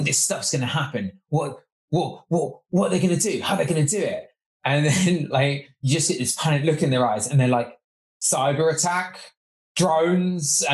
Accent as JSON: {"language": "English", "country": "United Kingdom", "said": "we're British"}